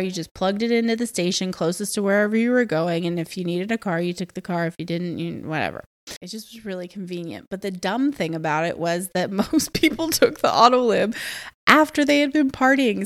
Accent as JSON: {"language": "English", "town": "Atlanta", "region": "Georgia", "country": "United States", "also_born_or_lived": "France / Morocco", "moved": "yes", "said": "I come from Atlanta"}